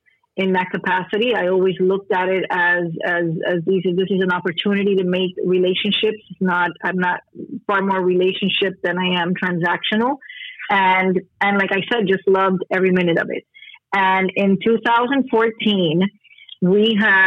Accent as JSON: {"language": "English", "town": "Miami", "region": "Florida", "country": "United States", "tie": "born or raised there", "said": "So I live in Miami, Florida, born and raised in Miami."}